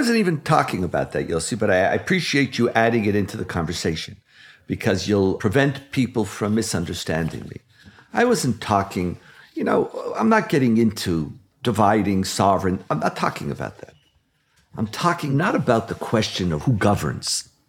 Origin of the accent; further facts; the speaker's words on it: Jerusalem, Jerusalem District, Israel; When I grew up in Jerusalem, Jerusalem Day's primary ritual was the saying of Hallel, thanks to God.